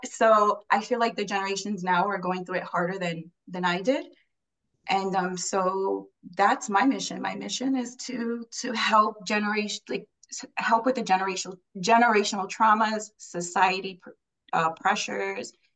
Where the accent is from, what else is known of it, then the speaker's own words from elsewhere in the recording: Puerto Rico; now in New York, United States; I was raised in Puerto Rico